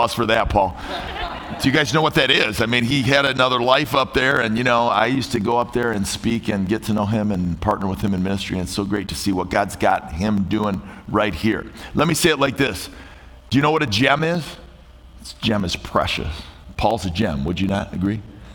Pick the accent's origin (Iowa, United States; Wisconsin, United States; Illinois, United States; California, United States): Illinois, United States; Chicago; I'm from Chicago